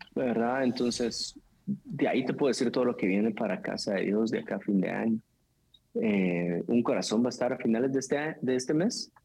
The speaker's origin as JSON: {"language": "Spanish", "country": "Guatemala"}